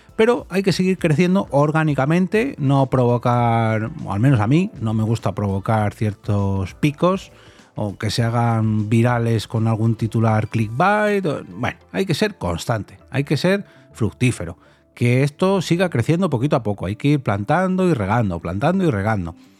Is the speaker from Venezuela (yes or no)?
no; Móstoles, Community of Madrid, Spain; yo soy de Móstoles, normalmente grabo en Móstoles